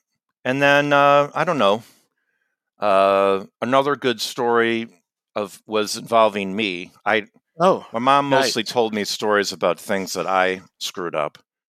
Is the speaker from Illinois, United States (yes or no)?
yes; Chicago, Illinois, United States; So where I grew up on the North Shore of Chicago, they would do this gridiron, what they called it, the gridiron.